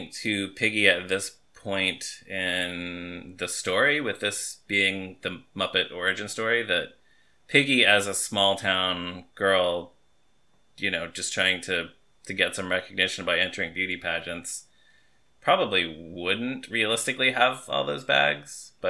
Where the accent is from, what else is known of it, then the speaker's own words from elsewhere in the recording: Texas, United States; I am from Texas.